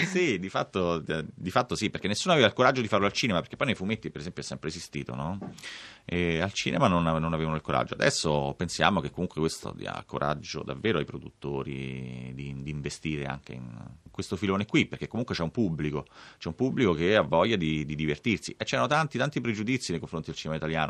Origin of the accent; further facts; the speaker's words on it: Rome, Lazio, Italy; Io sono cresciuto a Villa Bonelli, che è proprio al confine con la Magliana